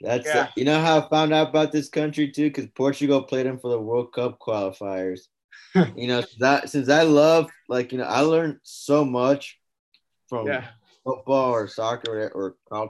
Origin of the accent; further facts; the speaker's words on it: United States; I'm American too, but no one really knows about it.